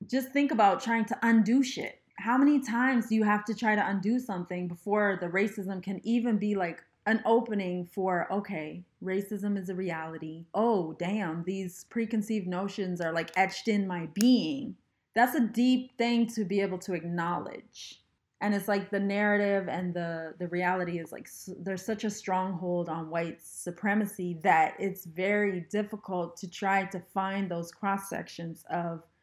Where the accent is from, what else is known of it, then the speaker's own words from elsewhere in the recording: Canada; my experience traveling as a Canadian